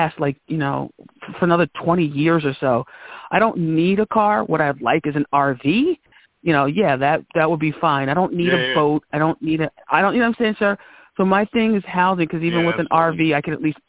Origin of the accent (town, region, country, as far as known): New Jersey, United States; born or raised there